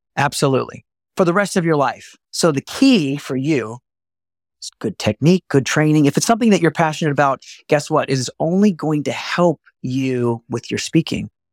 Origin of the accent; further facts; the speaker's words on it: Texas, United States; I'm from Texas